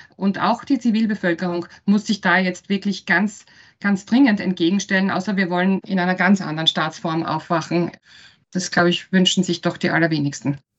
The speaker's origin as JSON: {"language": "German", "region": "Styria", "country": "Austria", "moved": "yes", "lives_now": "Vienna, Austria", "said": "Ich bin ursprünglich Steirerin und lebe in Wien"}